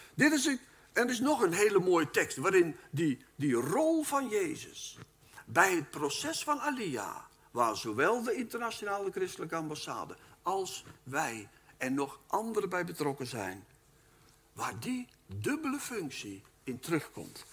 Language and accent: Dutch; Netherlands; Wij wonen in Nederland en wij zijn Nederlanders